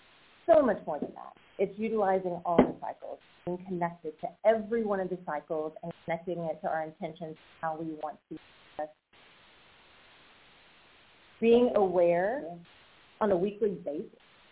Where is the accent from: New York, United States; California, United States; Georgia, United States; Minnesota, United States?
Georgia, United States; Atlanta; I've been here. I'm from Atlanta.